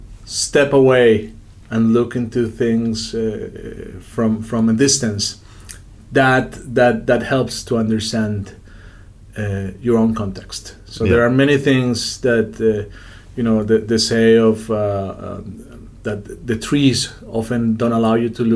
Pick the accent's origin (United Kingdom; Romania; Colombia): Colombia; Bogota; moved away as an adult; also born or lived in United States; now in Spain; for most of us who grew up in big cities in Colombia, I grew up in Bogota